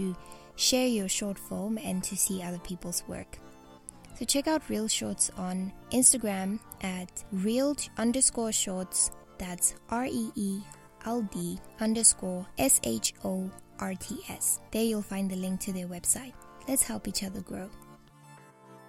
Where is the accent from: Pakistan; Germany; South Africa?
South Africa